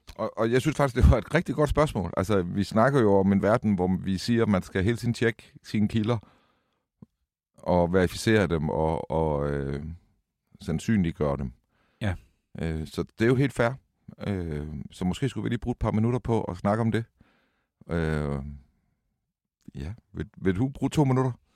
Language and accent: Danish; Vejle, Southern Denmark, Denmark; Vejle, hvor jeg voksede op